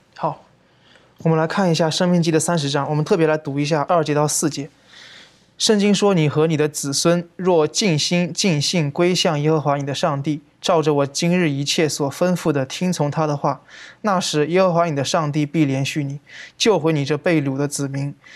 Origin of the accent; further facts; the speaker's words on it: China; 我们中国人